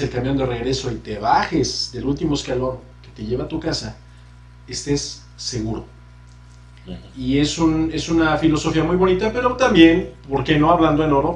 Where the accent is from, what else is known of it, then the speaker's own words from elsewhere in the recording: Mexico; nos han hecho como mexicanos